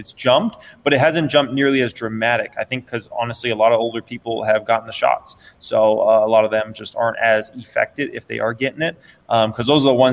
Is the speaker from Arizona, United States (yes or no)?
yes; Phoenix, Arizona, United States; now in Las Vegas, United States; I grew up in Phoenix, Arizona